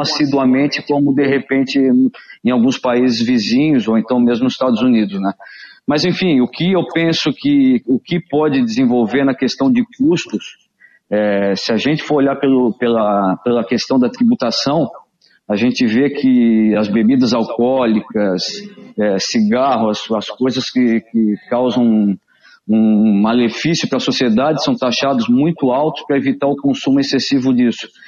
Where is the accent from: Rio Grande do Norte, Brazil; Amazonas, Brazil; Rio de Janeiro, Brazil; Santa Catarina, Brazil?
Santa Catarina, Brazil; Florianópolis; eu nasci aqui em Florianópolis